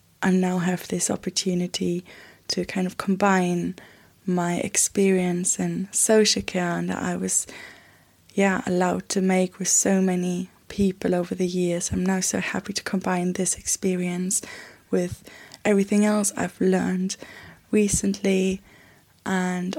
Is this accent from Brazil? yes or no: no; Germany; moved away as an adult; now in London, United Kingdom; I live in London. I am from Germany.